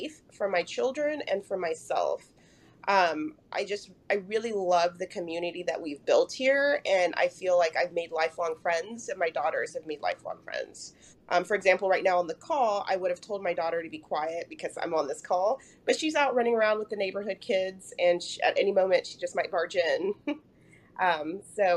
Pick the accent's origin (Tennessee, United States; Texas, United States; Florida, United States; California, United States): Texas, United States; Sugar Land; also born or lived in Durham, North Carolina / Katy, Texas; I grew up here in Texas, in Houston, actually, in Sugar Land